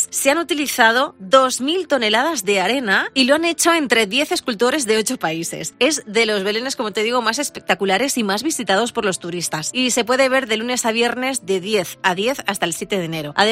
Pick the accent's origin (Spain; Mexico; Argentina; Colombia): Spain; Barcelona, Catalonia; está en mi tierra, está en mi ciudad natal, en Barcelona